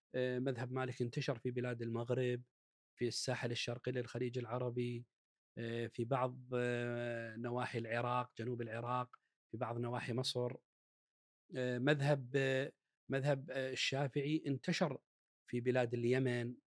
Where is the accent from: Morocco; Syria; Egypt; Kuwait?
Kuwait; اللي عندنا بالكويت